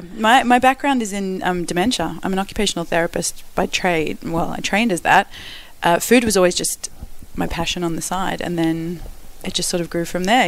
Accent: Perth, Western Australia, Australia; moved away as an adult; also born or lived in South Africa / Melbourne, Australia; now in London, United Kingdom; I grew up in Perth, Australia. Australia

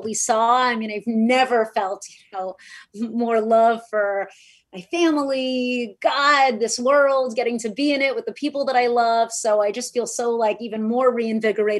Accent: Miami, Florida, United States; now in Los Angeles, United States; I grew up in Miami, Florida, and I went to public schools

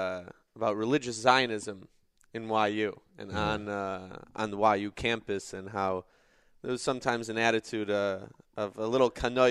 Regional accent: Chicago, Illinois, United States; I am originally

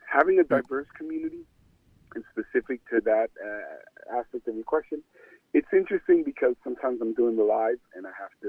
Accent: Passaic, New Jersey, United States; I was born and raised in Passaic.

